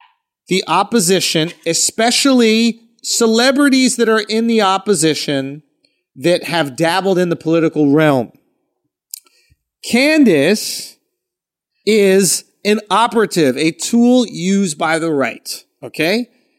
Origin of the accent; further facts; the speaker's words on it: Philadelphia, Pennsylvania, United States; Northeast Philly.